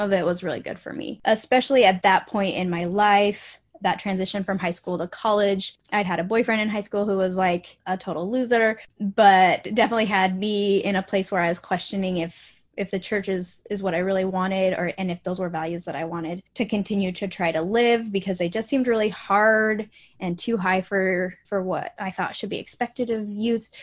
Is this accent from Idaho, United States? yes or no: yes; Boise, Idaho, United States; moved away as an adult; also born or lived in Logan, Utah; now in Florida, United States; I grew up in Boise, Idaho, but I spent the last 10 years in uh, Cache Valley, Logan, Utah.